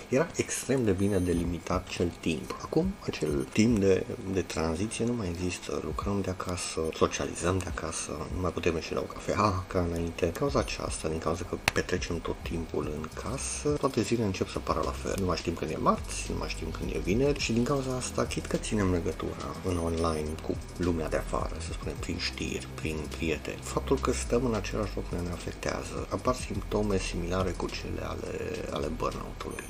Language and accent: Romanian; Oradea, Bihor County, Romania; am 49 de ani, sunt din Oradea